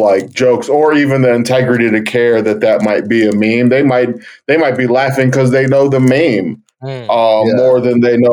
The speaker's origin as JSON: {"language": "English", "town": "Cleveland", "region": "Ohio", "country": "United States", "said": "I'm from Cleveland"}